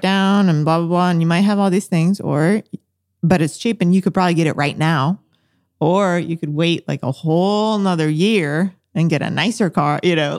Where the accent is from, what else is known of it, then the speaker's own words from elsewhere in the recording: Bolivia; moved away; I'm from Bolivia. I was born in Bolivia, um, and that's how, where I raised my first half of life